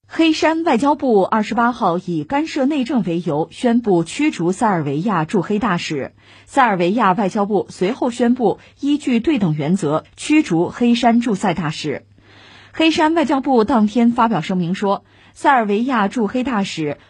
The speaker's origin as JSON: {"language": "Chinese", "country": "China", "said": "我们中国人"}